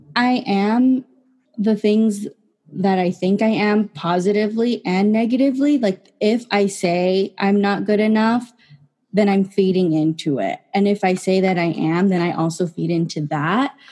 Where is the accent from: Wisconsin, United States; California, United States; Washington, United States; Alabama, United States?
California, United States; San Jose; I am from San Jose, California